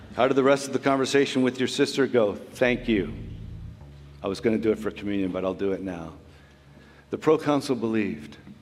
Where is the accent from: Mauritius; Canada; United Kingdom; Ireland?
Canada; We're too Canadian.